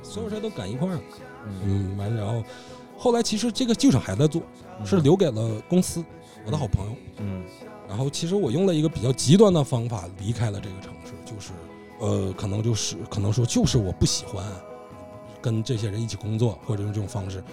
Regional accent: Northeast China, China; moved away as an adult; 我们家乡走得不少人

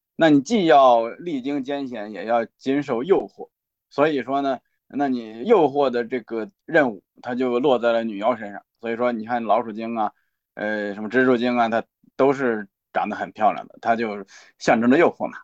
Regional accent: China; 我们中国人

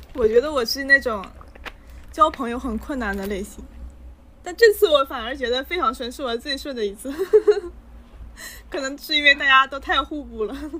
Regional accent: the North, northern China, China; 我作为一个北方人，从小你们看到综艺是康熙来了，我看的是《奇遇杂谈》

